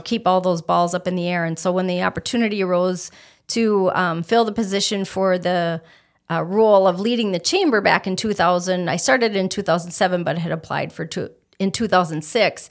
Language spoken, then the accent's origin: English; Stillwater, Minnesota, United States; moved away as an adult; also born or lived in St. Cloud, Minnesota; now in Fergus Falls, United States; I was born in Stillwater, Minnesota, which is the birthplace of Minnesota on the Saint Croix River. I lived there for All of my life, gra-, or not all of my life, but all of my childhood